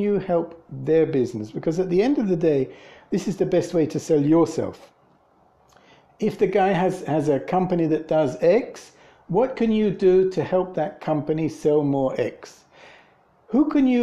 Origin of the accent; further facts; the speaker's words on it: England, United Kingdom; moved away; I'm from England